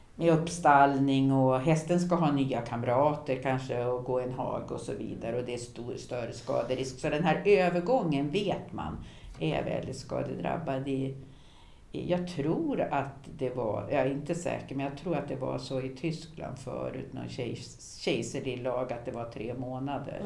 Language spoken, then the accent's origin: Swedish; Härnösand, Västernorrland County, Sweden; Gamla Härnösand, där jag växte upp